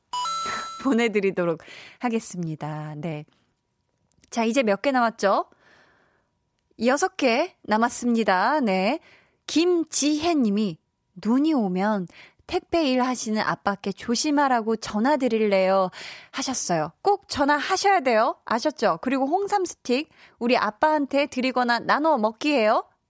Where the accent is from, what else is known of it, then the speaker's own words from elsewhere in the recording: Seoul, South Korea; 제가 살던 그 어려서 나고 자란 동네도 굉장히 네, 자연 친화적인 네, 그린벨트 지역이었어서 서울임에도 불구하고